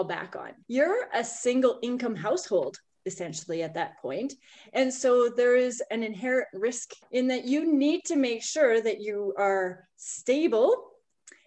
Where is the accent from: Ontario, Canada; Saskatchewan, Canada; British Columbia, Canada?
Saskatchewan, Canada; moved away as an adult; also born or lived in Calgary; I grew up in Saskatchewan and I was on a grain farm.